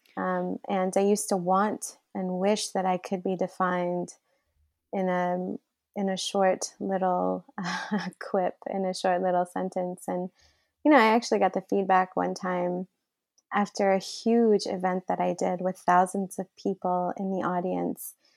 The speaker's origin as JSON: {"language": "English", "town": "Flint", "region": "Michigan", "country": "United States", "tie": "born or raised there", "also_born_or_lived": "Riyadh, Saudi Arabia"}